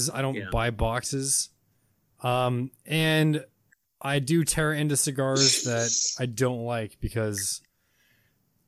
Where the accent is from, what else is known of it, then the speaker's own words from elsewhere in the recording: California, United States; I'm from California